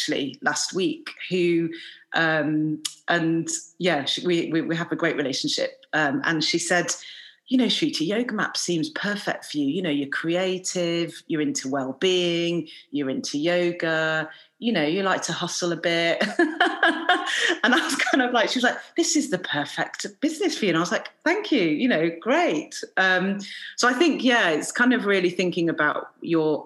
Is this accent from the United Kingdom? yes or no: yes; England, United Kingdom; I'm Indian by background, but I've lived in England most of my life